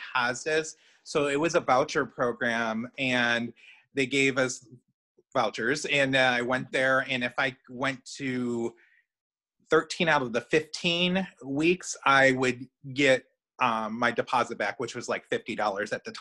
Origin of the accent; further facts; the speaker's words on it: Chicago, Illinois, United States; now in central Indiana, United States; I'm originally from Chicago. I'm a Chicagoan.